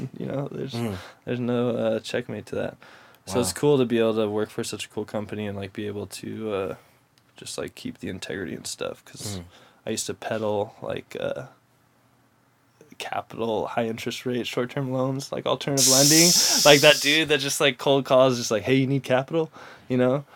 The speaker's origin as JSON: {"language": "English", "town": "San Diego", "region": "California", "country": "United States", "tie": "born or raised there", "also_born_or_lived": "Irvine, California", "said": "I grew up in North County, San Diego, pretty much my whole life"}